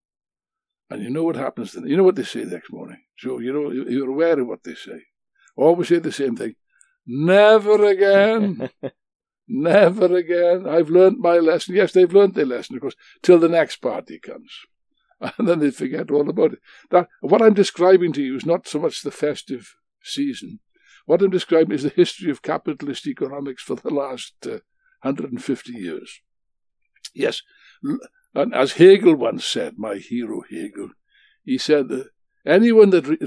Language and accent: English; Wales, United Kingdom; being a Welshman like myself.